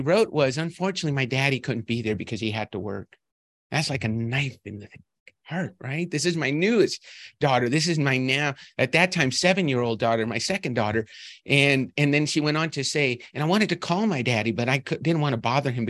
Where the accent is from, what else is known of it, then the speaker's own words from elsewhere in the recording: Albuquerque, New Mexico, United States; I went to school at the University of New Mexico in my hometown of Albuquerque, New Mexico